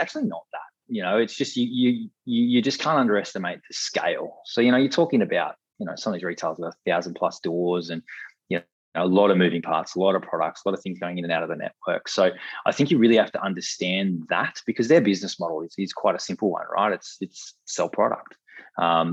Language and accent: English; Australia; as Aussie consumers